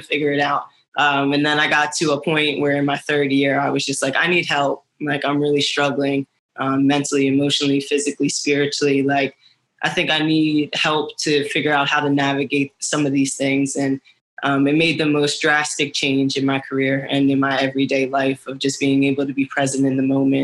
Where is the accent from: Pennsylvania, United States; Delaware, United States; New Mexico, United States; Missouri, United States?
Pennsylvania, United States; Broomall; moved away as an adult; now in Washington, D.C., United States; I grew up right outside of Philly.